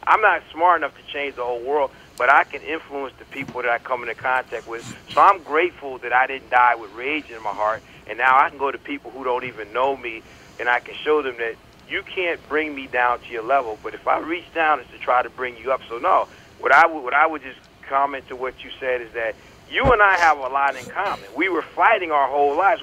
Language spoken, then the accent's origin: English; Connecticut, United States; moved away as an adult; also born or lived in North Carolina; I was born in North Carolina, and then what little growing I did took place in Connecticut